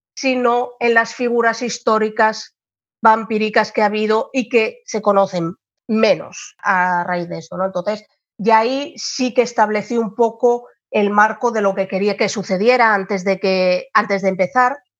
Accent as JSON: {"language": "Spanish", "town": "Gijón", "region": "Asturias", "country": "Spain", "said": "yo soy asturiana de, de Gijón, en España."}